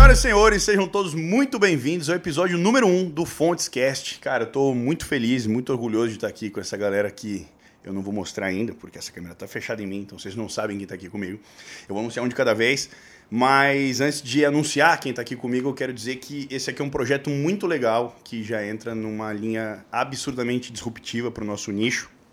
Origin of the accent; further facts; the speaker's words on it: São Paulo, Brazil; eu sou de São Paulo